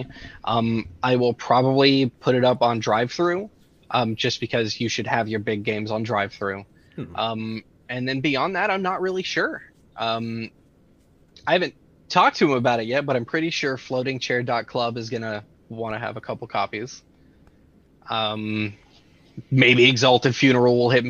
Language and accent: English; Texas, United States; As a Texan